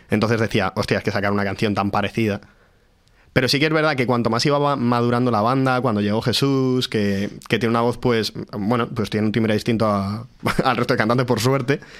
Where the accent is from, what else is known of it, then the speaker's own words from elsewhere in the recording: Madrid, Community of Madrid, Spain; porque los que somos de Madrid, pues tampoco los valoramos